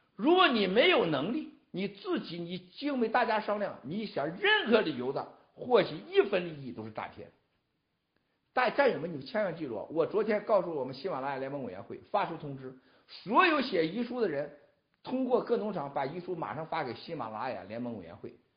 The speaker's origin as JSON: {"language": "Chinese", "country": "China", "said": "我们中国人是啥样？"}